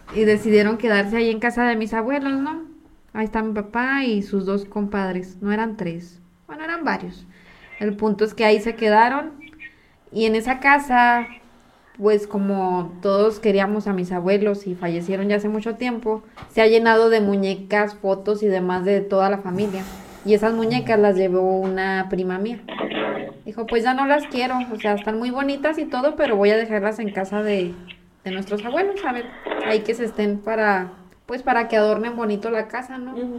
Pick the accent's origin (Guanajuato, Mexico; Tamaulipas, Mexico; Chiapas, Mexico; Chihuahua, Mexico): Chihuahua, Mexico; los tres nacimos en Chihuahua